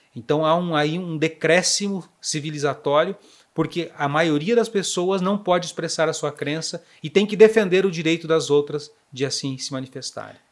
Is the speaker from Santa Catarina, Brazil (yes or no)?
yes; Fraiburgo, Santa Catarina, Brazil; moved away as an adult; also born or lived in Paraná / Videira / São Miguel do Oeste; Eu sou catarinense do meio-oeste, de uma cidade chamada Fraiburgo, muito fria, por sinal